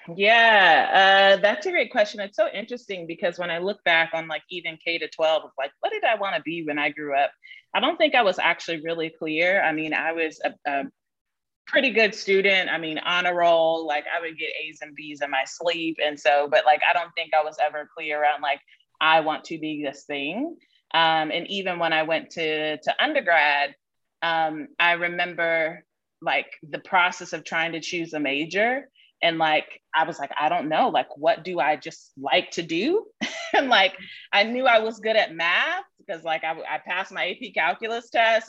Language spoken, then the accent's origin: English; Columbus, Ohio, United States; moved away as an adult; also born or lived in Mississippi / Charlotte, North Carolina; the second place that I call home is Columbus, Ohio, which is where I grew up